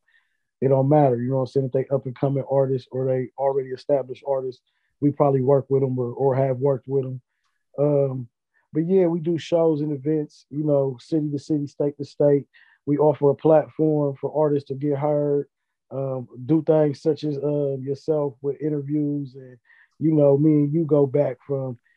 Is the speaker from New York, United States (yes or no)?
no; Columbus, Ohio, United States; I'm from Southfield, Columbus, Ohio. That's the south side of Columbus. Born and raised, been here all my life doing music